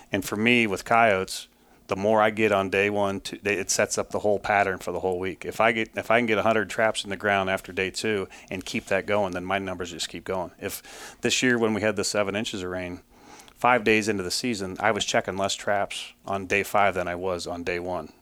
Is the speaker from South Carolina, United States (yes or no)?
no; Ohio, United States; moved away as an adult; now in Syracuse, New York, United States; I grew up in Ohio